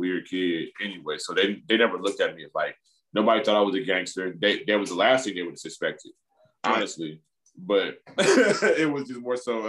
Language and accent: English; East Cleveland, Ohio, United States; also born or lived in Los Angeles; I'm from East Cleveland